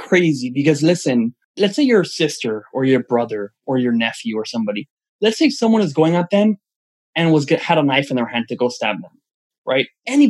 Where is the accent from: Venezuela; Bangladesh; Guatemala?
Venezuela